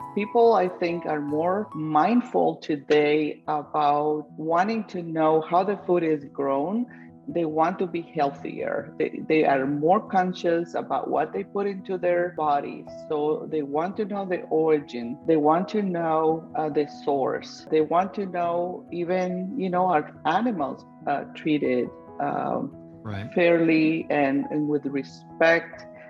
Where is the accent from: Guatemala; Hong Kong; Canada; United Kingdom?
Guatemala; moved away; my home country, Guatemala